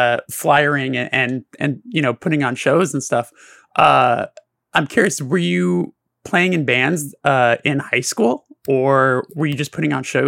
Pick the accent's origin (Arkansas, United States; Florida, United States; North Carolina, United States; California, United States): California, United States; Burbank; the station was actually in the city that I grew up in Burbank